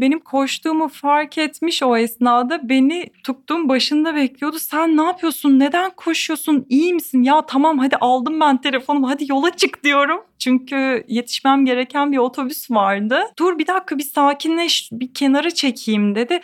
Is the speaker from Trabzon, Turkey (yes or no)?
no; Eskişehir, Turkey; now in Istanbul, Turkey; ikincisi Eskişehir diyeceğim. Ee, kendi memleketim olduğu için.